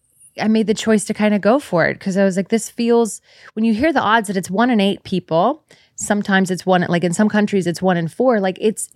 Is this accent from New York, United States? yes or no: no; San Francisco, California, United States; I'm from San Francisco.